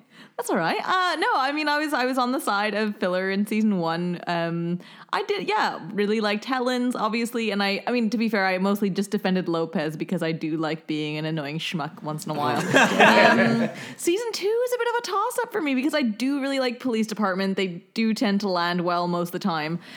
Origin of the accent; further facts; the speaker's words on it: Canada; moved away